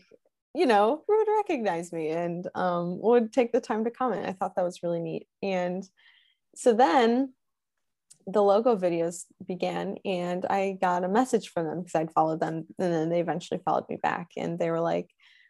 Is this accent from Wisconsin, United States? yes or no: yes; Wisconsin, United States; I'm originally from Wisconsin. My parents are from Illinois. So I grew up a Bears fan